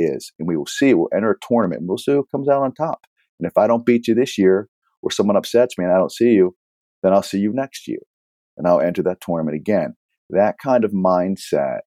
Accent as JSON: {"language": "English", "town": "Pittsburgh", "region": "Pennsylvania", "country": "United States", "tie": "born or raised there", "also_born_or_lived": "Philadelphia", "moved": "yes", "lives_now": "California, United States", "said": "I'm in California now. But before, when I was in, I grew up in Pittsburgh, in the greater Pittsburgh area. And then I lived in Philadelphia for 7 years"}